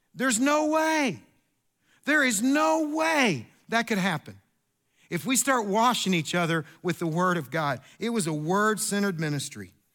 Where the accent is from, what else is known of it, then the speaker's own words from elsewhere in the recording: Kentucky, United States; I am from Kentucky